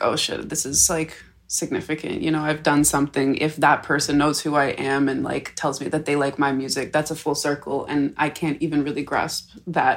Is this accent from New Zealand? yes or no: no; Canada; being Canadian